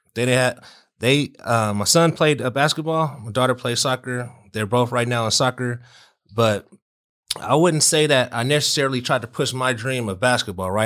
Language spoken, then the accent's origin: English; Southern California, United States; we're from SoCal